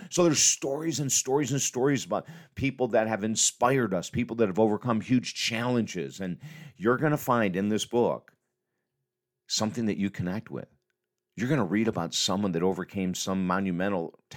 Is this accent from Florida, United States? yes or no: no; Syracuse, New York, United States; maybe I was 10 or 12 years of age, uh, living in Syracuse, New York